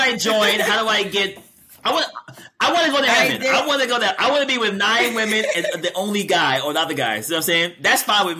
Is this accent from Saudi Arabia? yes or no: no; Thailand; I'm from Thailand.